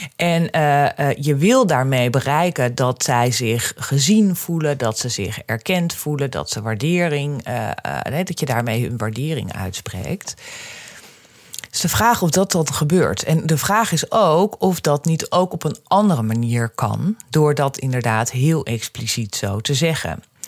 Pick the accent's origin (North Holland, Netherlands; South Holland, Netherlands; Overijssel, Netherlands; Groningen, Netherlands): North Holland, Netherlands; Amsterdam; ik kom uit Amsterdam